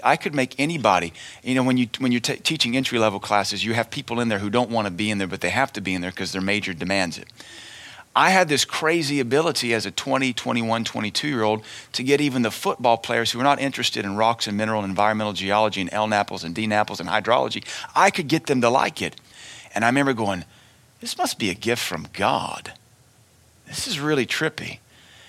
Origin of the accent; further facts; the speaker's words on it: United States; as Americans